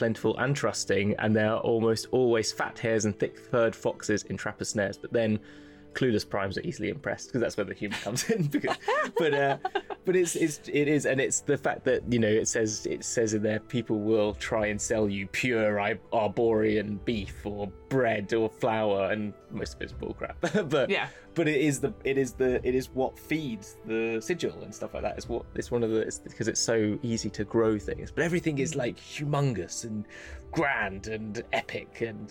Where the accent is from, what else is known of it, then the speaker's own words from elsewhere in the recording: England, United Kingdom; As an English person